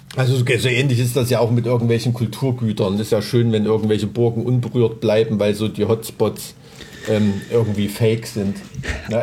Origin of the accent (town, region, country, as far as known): Thuringia, Germany; born or raised there